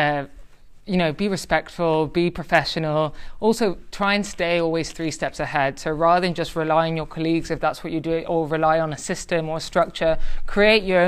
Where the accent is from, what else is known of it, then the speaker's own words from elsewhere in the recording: Tenerife, Canary Islands, Spain; now in London, United Kingdom; I'm half Spanish, half Irish. I grew up in the Canary Islands, Tenerife.